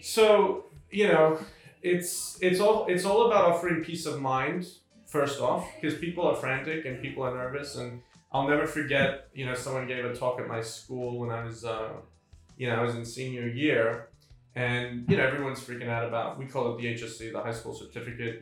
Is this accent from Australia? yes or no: yes; Sydney, New South Wales, Australia; moved away as an adult; also born or lived in Hamilton, New York, United States; now in New York, United States; I moved with her at the age of five uh, to Sydney, Australia, where, which is where I grew up. And from the age of five to 24 and a half, I was in Sydney.